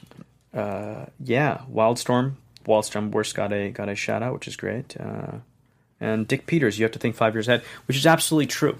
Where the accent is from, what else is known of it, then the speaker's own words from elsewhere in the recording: Hong Kong; moved away; I'm not from here. I grew up in Hong Kong